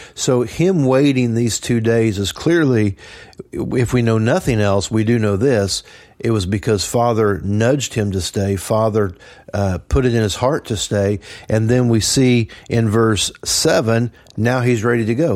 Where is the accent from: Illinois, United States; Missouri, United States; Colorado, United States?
Missouri, United States; Trenton; I grew up in Trenton